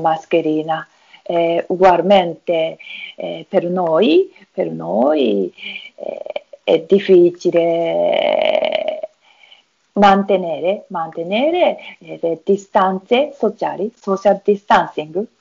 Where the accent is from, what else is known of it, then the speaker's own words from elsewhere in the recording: Tokyo, Japan; Italian is a second language; now in Hitachi, Japan; Sono, sono nata a Tokyo ma adesso abito a Hitachi